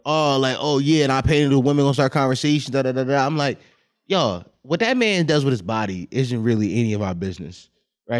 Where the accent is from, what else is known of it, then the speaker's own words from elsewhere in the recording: United States; I'm American